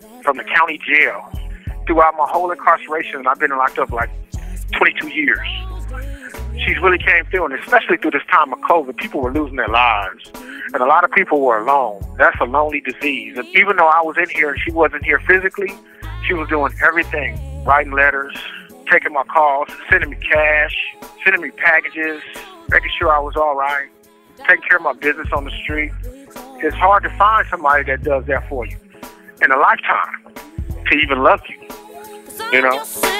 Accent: Los Angeles, California, United States; I'm from Los Angeles, California, and the name of my song is

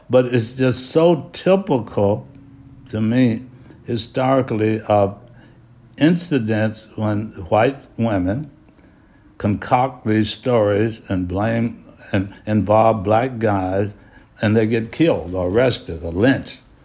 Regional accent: Hattiesburg, Mississippi, United States; moved away; I grew up in Hattiesburg, Mississippi

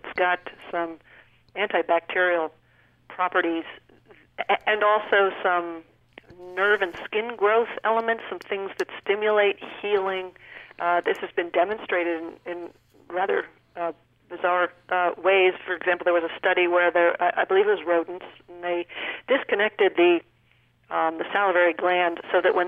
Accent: New Hampshire, United States; moved away; when I was a child in New Hampshire, no ethnic cuisine whatsoever. Now you go back to my hometown

